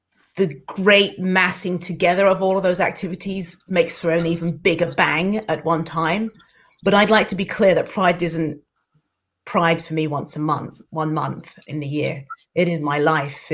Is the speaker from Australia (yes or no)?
no; London, United Kingdom; moved away as an adult; now in Dundee, United Kingdom; I am a Londoner, proud, born and bred